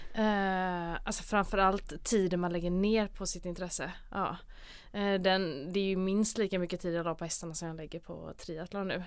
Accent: Gothenburg, Västra Götaland, Sweden; also born or lived in Mölnlycke; jag är här från Göteborg, eh, född och uppvuxen

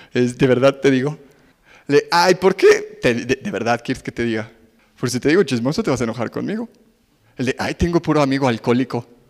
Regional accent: Mexico City, Mexico; somos chilangos

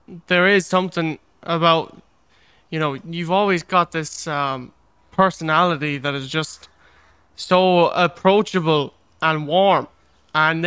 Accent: Ireland; also born or lived in Galway; I live here in Galway, that's still Ireland. Like, we're all Irish people at the end of the day.

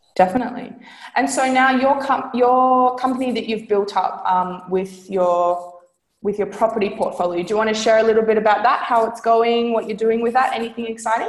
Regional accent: Australia; I'm from Australia

